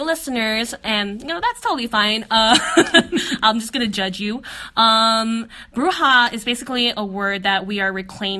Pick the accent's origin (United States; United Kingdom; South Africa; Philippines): Philippines; our experiences as Filipino women.